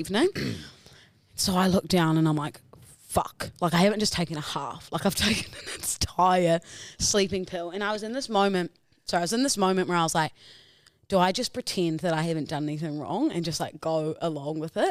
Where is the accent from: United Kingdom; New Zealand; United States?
New Zealand; accent: Kiwi; my Kiwi accent